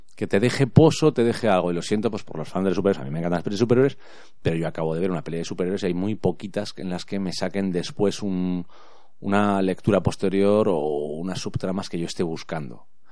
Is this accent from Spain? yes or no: yes; Spain; aquí en España